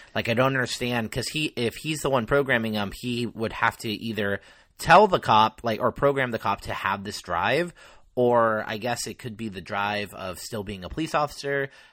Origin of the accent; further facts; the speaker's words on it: Mendocino County, California, United States; Mendocino, which is the county of my hometown